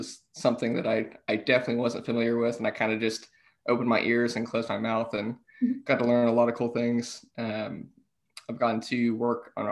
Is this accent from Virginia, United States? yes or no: no; Fort Worth, Texas, United States; also born or lived in Austin, Texas; now in Montgomery County, United States; I'm originally from Fort Worth, so I'm not originally from the Montgomery County area at all.